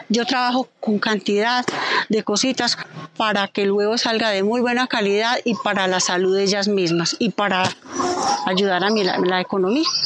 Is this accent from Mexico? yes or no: no; Pijao, Quindío, Colombia; Soy del campo, yo soy criada acá, yo soy de acá de Pijao. Hace 34 años vivo acá en esta casa.